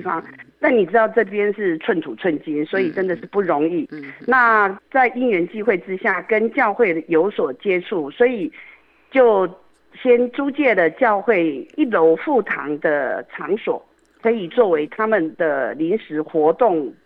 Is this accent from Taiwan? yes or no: yes; Yilan County, Taiwan; also born or lived in Taipei; now in Luodong, Taiwan; 我是宜兰人，哦。所以我自己的爸妈是在宜兰市